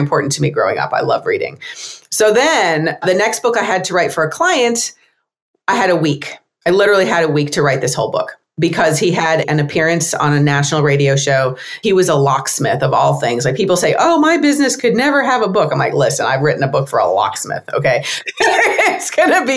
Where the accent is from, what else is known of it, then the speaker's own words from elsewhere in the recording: United States; I'm American